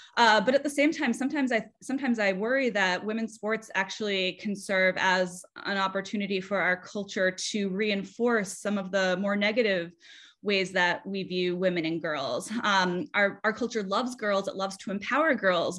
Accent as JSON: {"language": "English", "town": "South Kingstown", "region": "Rhode Island", "country": "United States", "tie": "born or raised there", "said": "I'm from South Kingstown, Rhode Island, and I played soccer growing up."}